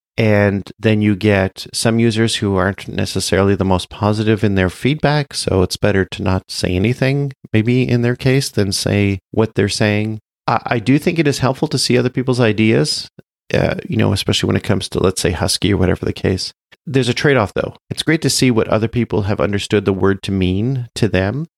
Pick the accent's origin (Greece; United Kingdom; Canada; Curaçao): Canada; I'm Canadian